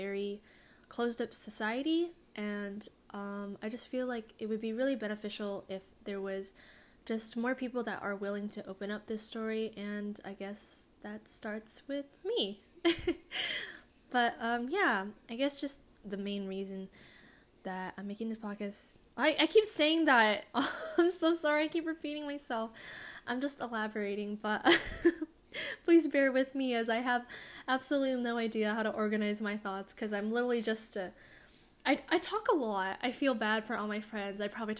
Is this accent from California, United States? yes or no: yes; California, United States; also born or lived in East Coast; an Asian American girl growing up in California. Like, I live in SoCal